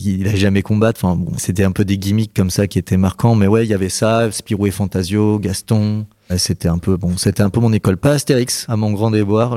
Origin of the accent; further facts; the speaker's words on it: Auvergne-Rhône-Alpes, France; also born or lived in Paris region / Nevers; je suis né en région parisienne, mais j'ai grandi euh, en centre-France, euh, dans des villes comme Moulins, Molusson, Nevers.